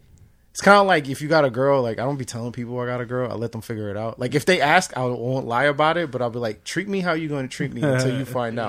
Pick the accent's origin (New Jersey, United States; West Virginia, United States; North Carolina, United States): New Jersey, United States; Newark; I grew up in Newark, but I didn't grow up in the Spanish side of town. I grew up more the downtown area. So, everybody was just thought I was, like, probably mixed, half black and white.